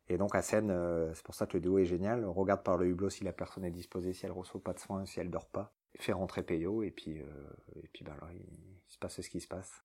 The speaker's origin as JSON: {"language": "French", "country": "France", "said": "C'est en France, c'est chez nous, à Calais"}